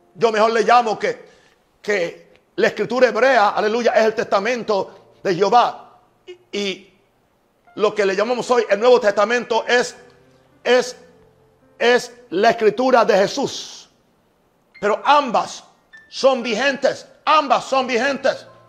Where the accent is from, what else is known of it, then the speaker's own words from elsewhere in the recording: United States; mi país, en Estados Unidos